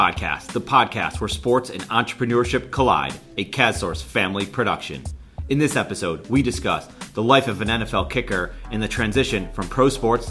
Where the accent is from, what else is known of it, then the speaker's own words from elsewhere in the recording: Buffalo, New York, United States; I grew up in Buffalo, New York